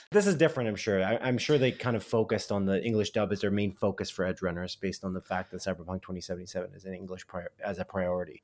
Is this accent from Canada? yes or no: yes; Canada; We're Canadian